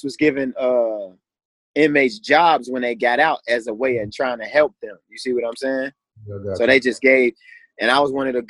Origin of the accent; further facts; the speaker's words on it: Chicago, Illinois, United States; I'm from Chicago, bro. Born and raised.